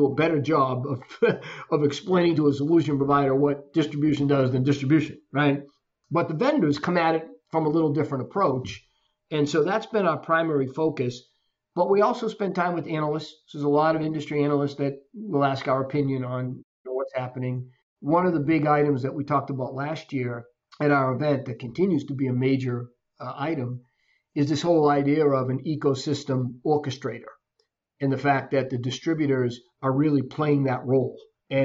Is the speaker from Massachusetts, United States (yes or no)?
yes; Boston, Massachusetts, United States; moved away as an adult; now in Florida, United States; I grew up in the Boston area and left years ago